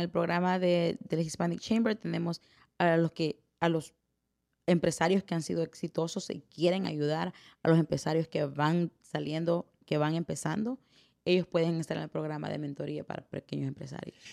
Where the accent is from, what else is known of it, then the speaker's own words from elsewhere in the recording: El Salvador; moved away; soy la primera salvadoreña que corre esta oficina